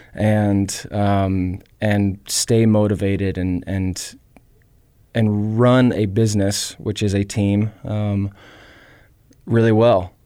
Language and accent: English; Tennessee, United States; now in Missoula, United States; I grew up in Southern hospitality in Tennessee